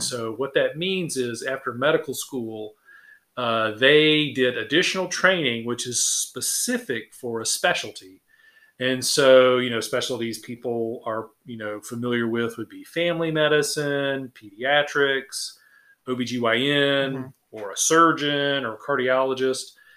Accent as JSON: {"language": "English", "town": "Sylvania", "region": "Georgia", "country": "United States", "tie": "born or raised there", "also_born_or_lived": "Macon / Savannah", "said": "I am from Sylvania. I uh, grew up here"}